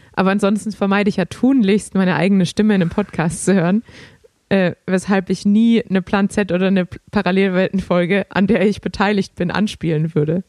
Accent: Germany; als Deutscher

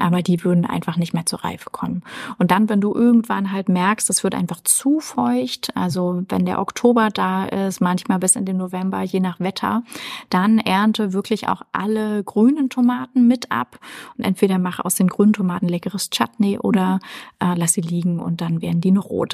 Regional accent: Erfurt, Thuringia, Germany; in Erfurt in meiner Heimatstadt

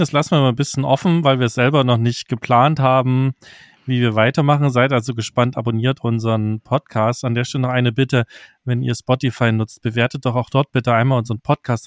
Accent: Saxony, Germany

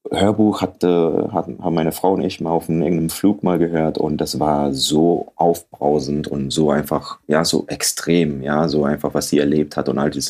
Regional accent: Ghana; so wenn ich dir jetzt sage, ich komme aus Ghana.

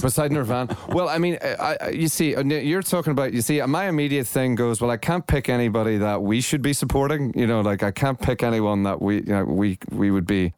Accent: Northern Ireland, United Kingdom; also born or lived in Los Angeles; I'm from Northern Ireland. It was a very closed society when I was growing up

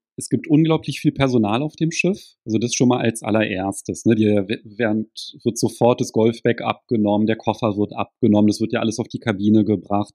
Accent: Berlin, Germany; ich komme jetzt aus Berlin, da ist ja halt auch ziemlich viel Verkehr

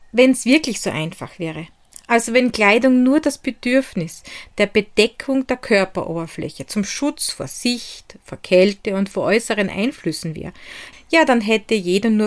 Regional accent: Hart bei Graz, Styria, Austria; born or raised there

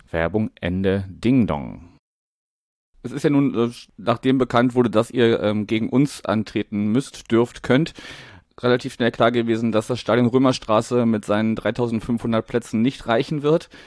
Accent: Wuppertal, North Rhine-Westphalia, Germany; Ja, also ähm, ich komme ursprünglich auch aus Wuppertal, also gar nicht so weit weg von Duisburg

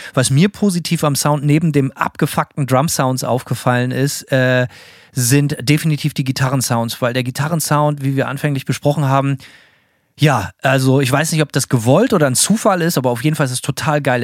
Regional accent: Bremen, Germany; für mich als Bremer

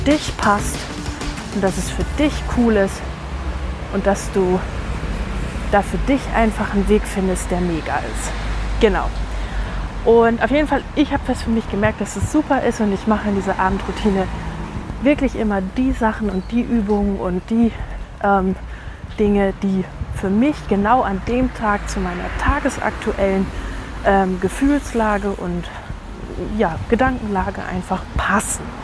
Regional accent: Lower Saxony, Germany; now in Munich, Germany; Ich komme ja ursprünglich aus Ostfriesland und ich bin überhaupt kein Landei.

